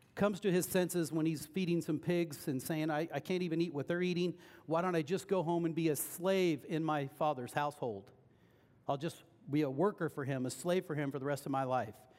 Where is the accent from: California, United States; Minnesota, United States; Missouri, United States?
Missouri, United States; Lexington; Lexington's my hometown